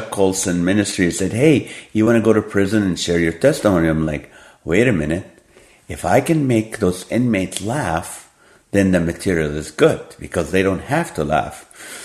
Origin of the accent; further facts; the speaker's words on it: Kuwait; moved away; also born or lived in Nazareth, Israel / Hollywood; I was born in the Holy Land. I grew up in Kuwait.